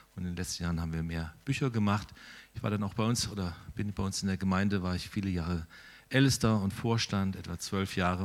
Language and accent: German; Steinen, Germany; moved away as an adult; now in Altensteig, Germany; Ich komme tatsächlich ein Stück weit aus Steinen